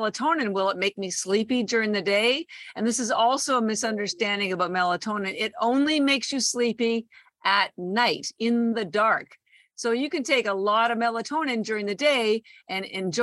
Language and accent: English; Canada; moved away as an adult; also born or lived in Toronto / Vancouver; now in Boston, United States; I am Canadian, born in Toronto. And I've lived all across Canada, including Vancouver. All my family's still there. I did all my schooling there